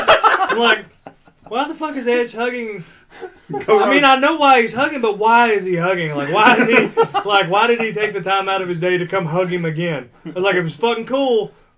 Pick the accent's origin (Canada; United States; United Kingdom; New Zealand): Canada; we're Canadian.